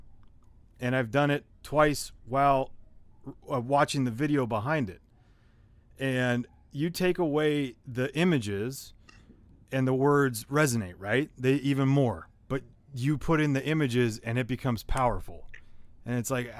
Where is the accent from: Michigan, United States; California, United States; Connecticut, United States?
California, United States; San Jose; I grew up in San Jose, California